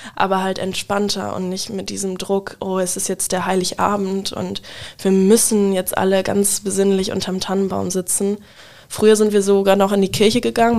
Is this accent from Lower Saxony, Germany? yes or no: yes; Wildeshausen, Lower Saxony, Germany; moved away as an adult; now in Bremen, Germany; ich komme äh, aus Wildeshausen ursprünglich, wohne aber mittlerweile in Bremen